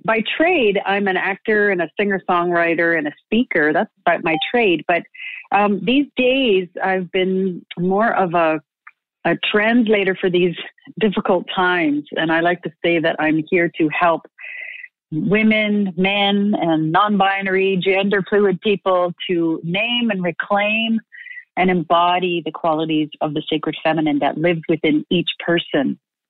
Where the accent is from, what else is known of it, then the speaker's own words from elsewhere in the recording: Manitoba, Canada; also born or lived in Saskatchewan; I'm from Treaty One territory in the homeland of the Métis in Saskatchewan and Manitoba, Canada.